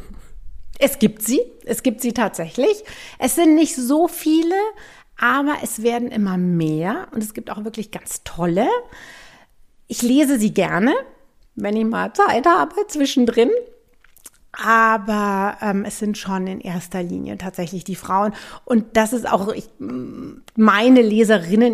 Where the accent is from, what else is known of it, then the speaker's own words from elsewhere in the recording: Munich, Bavaria, Germany; moved away as an adult; also born or lived in New England, United States / France; Also ich bin tatsächlich direkt neben dem Hofbrauhaus in München aufgewachsen, ohne Garten, ohne Balkon